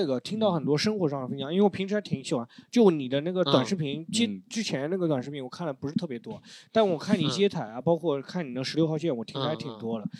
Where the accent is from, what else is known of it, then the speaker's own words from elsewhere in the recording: Suqian, Jiangsu, China; 就苏北，比如说我老家宿迁市